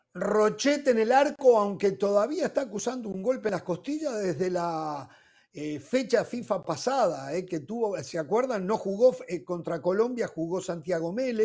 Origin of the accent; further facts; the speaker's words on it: Uruguay; como uruguayo